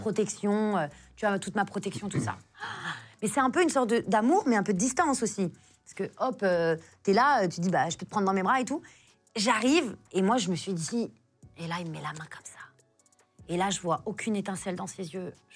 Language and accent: French; France; je suis française